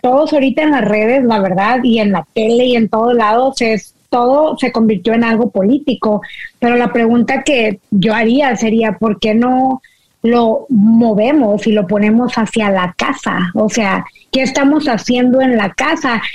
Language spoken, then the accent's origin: Spanish; Monterrey, Nuevo León, Mexico; now in United States; siendo mexicana de Monterrey